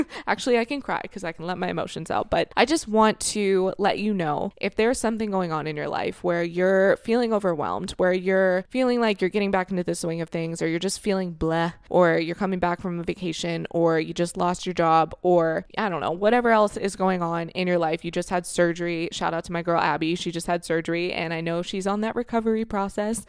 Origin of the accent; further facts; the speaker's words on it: Florida, United States; moved away as an adult; now in Canada; I grew up and I was raised in Florida from the age of of two until I was twenty-five years old